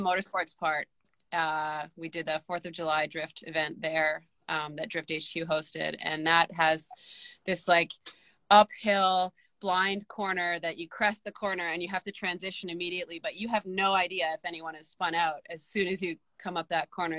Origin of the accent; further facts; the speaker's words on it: Canada; as a Canadian driver